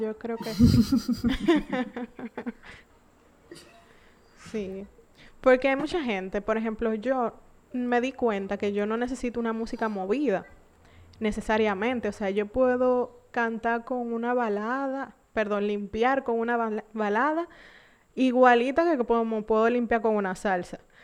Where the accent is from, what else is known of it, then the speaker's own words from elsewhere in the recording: San Pedro de Macorís, Dominican Republic; yo soy de San Pedro también.